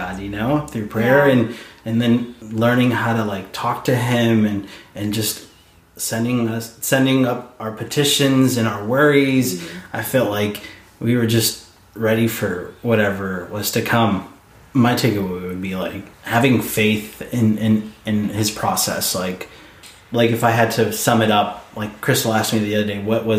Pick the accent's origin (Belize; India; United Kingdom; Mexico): Mexico; I'm Mexican.